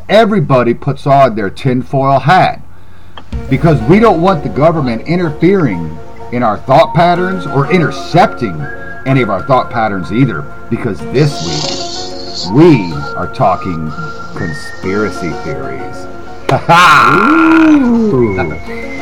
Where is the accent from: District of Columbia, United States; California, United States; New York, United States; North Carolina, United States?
North Carolina, United States; Greensboro; moved away; Greensboro, that's my hometown